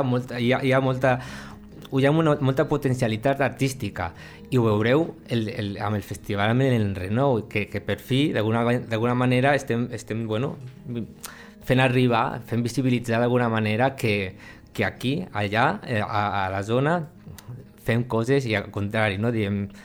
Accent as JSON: {"language": "Catalan", "town": "Lleida", "region": "Catalonia", "country": "Spain", "tie": "born or raised there", "said": "soc de la Mariola"}